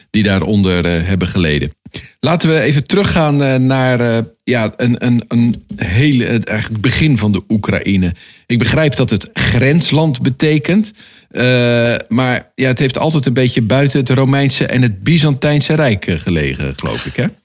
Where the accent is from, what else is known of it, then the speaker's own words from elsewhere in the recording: Netherlands; wij als Nederlanders